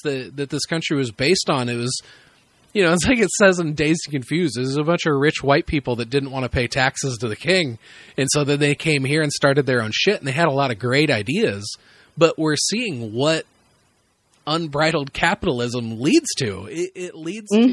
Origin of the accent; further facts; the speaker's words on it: Midwest, United States; a white dude growing up in the Midwest